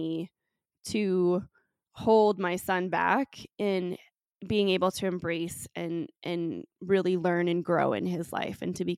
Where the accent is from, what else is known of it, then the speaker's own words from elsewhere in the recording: San Francisco, California, United States; now in Colorado, United States; So I'm originally from California and was born in San Francisco. And I am first generation on my dad's side and second generation on my mom's side. So both my parents are of Russian descent.